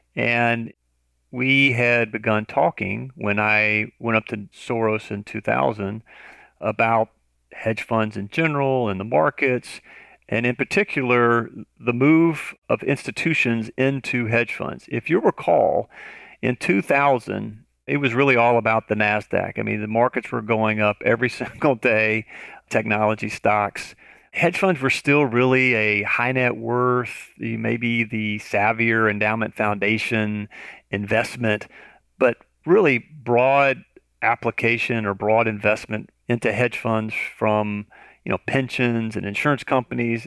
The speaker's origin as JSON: {"language": "English", "region": "Tennessee", "country": "United States", "moved": "yes", "said": "I'm originally from Tennessee."}